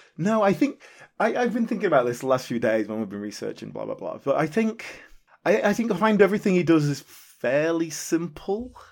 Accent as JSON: {"language": "English", "country": "United Kingdom", "said": "as a British viewer"}